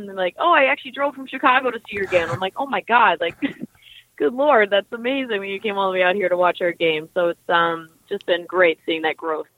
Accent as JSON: {"language": "English", "town": "Sutton", "region": "Ontario", "country": "Canada", "tie": "born or raised there", "said": "I grew up um, north of Toronto in a small town called Sutton."}